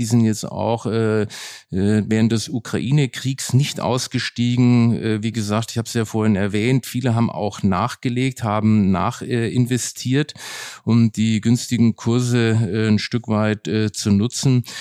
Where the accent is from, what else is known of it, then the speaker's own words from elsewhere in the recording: Nuremberg, Bavaria, Germany; now in Berlin, Germany; Nürnberg bleibt meine Heimatstadt, wo ich auch ganz emotional verbunden bin